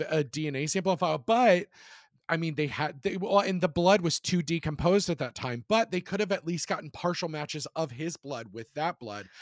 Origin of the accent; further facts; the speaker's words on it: Charlottesville, Virginia, United States; my hometown in Charlottesville